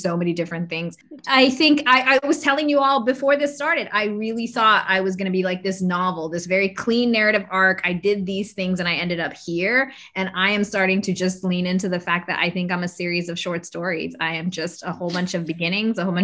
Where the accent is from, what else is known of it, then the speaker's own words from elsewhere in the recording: Bay Area, California, United States; moved away as an adult; I was born in the Bay Area